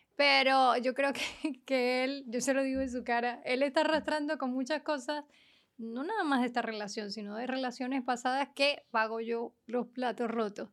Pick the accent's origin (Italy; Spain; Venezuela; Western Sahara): Venezuela; moved away; fue como sentirme que nunca había salido de Venezuela.